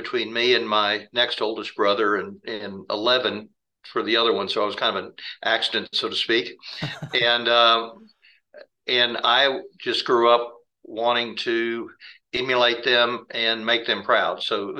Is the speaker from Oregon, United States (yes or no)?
no; Houston, Texas, United States; Well, born and raised in Houston, Texas, and grew up as a child of the greatest generation. My parents were married 70 years, and I'm the third of three boys, and grew up out in the West Memorial section of Houston